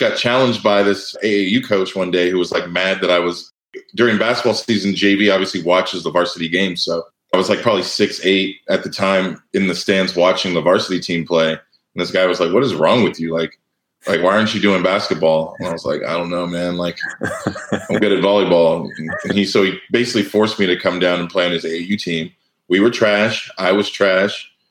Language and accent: English; Cardiff by the Sea, California, United States; I was from Cardiff by the Sea, California